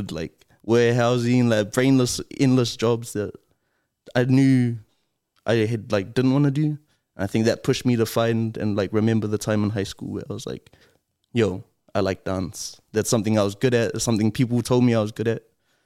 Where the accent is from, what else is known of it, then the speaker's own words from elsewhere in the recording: Auckland, New Zealand; I grew up in Mangere